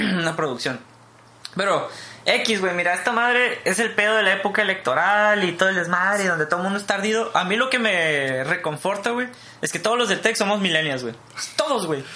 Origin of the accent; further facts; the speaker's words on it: Mexico; somos mexicanos y somos universitarios